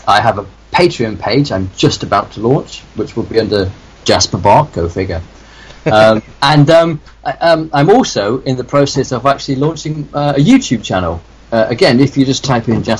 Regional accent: the north of England, United Kingdom; I grew up in the north of England

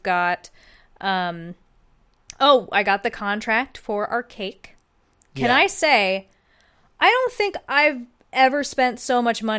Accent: Atlanta, Georgia, United States; Oh, I'm from Atlanta.

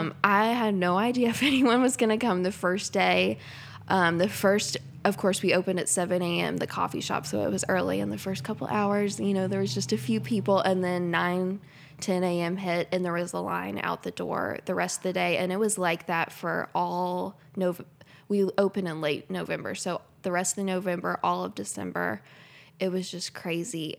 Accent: Lexington, Kentucky, United States; now in Versailles, United States; I was born and raised in Lexington, which is about fifteen minutes down the road, not too far away

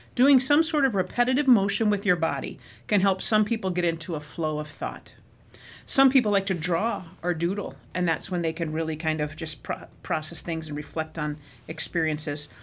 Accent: Arizona, United States; moved away as an adult; also born or lived in Midwest; growing up in Arizona

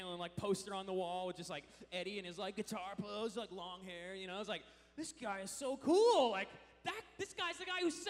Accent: Washington, United States; Washington, my home state.

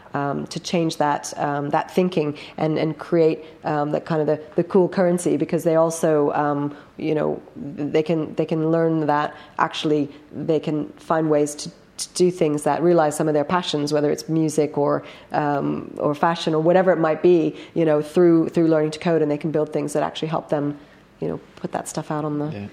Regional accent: United States; moved away as an adult; now in London, United Kingdom; being American in in London in the tech scene

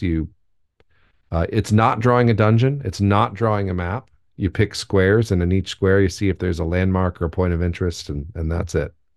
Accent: United States; as an American, but my family's pretty German

